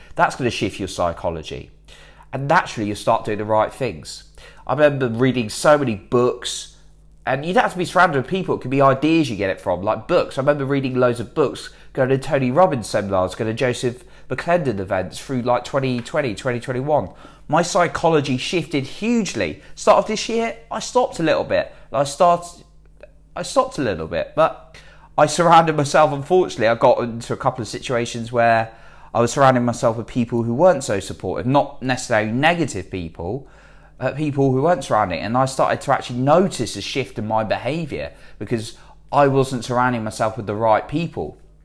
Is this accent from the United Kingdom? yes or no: yes; United Kingdom; I'm British